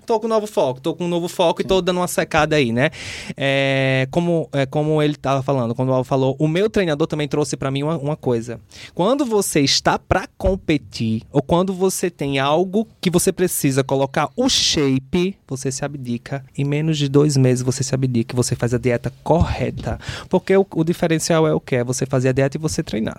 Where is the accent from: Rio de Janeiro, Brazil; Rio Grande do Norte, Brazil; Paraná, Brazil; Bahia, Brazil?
Rio Grande do Norte, Brazil; Natal; moved away as an adult; also born or lived in São Paulo; Quando eu acordei pro mundo, eu saí de Natal. Uhum. Eu fui morar em São Paulo.